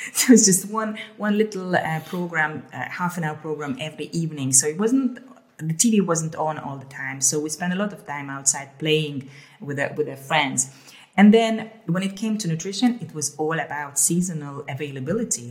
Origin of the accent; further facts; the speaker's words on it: Hungary; also born or lived in Ukraine / Amsterdam, Netherlands; now in Haarlem, Netherlands; I grew up in Hungary and then um, I was born in the so- in Ukraine uh, in the Soviet uh, times and then we moved uh, to Hungary and back and forth